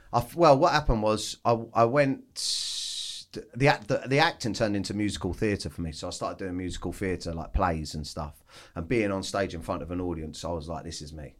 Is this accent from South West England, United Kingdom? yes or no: no; Weybridge, South East England, United Kingdom; I grew up in Surrey, oh, down in, uh, like, Weybridge, uh, on a council estate.